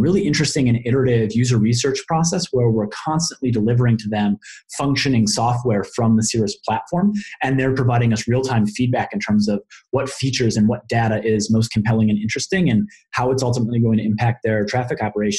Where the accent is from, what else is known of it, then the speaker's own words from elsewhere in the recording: Colorado, United States; like my home state of Colorado